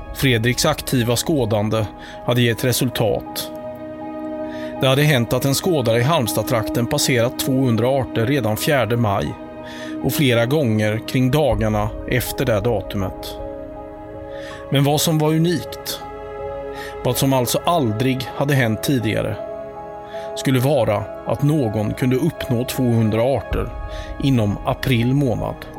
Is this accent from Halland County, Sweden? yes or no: yes; Halland County, Sweden; som hallänning